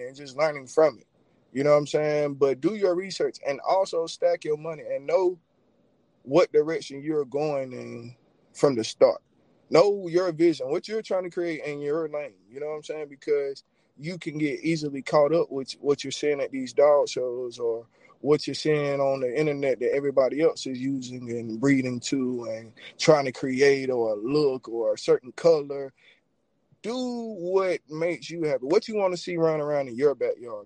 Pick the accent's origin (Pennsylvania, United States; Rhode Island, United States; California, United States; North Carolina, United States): North Carolina, United States; Rockingham; from Rockingham, North Carolina, man, born and raised